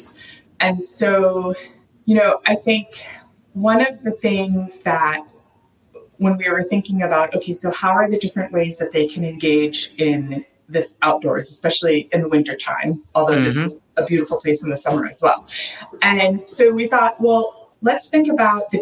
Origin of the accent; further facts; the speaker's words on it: East Coast, United States; what I grew up with on the East Coast